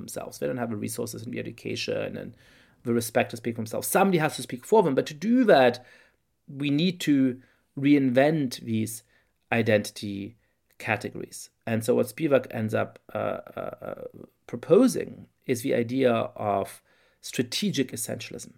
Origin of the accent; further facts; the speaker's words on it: Germany; now in United States; I grew up in Germany in perfectly comfortable but somewhat complicated circumstances